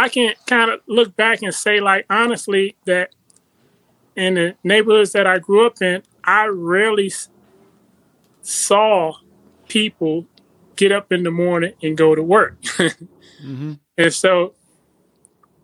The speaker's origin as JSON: {"language": "English", "town": "Compton", "region": "California", "country": "United States", "tie": "born or raised there", "said": "I was born in Compton, California"}